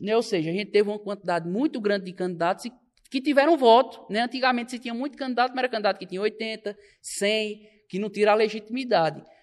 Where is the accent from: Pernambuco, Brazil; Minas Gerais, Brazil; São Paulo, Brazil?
Pernambuco, Brazil; Belo Jardim; now in Caruaru, Brazil; eu sou natural de Belo Jardim, sou belo jardinense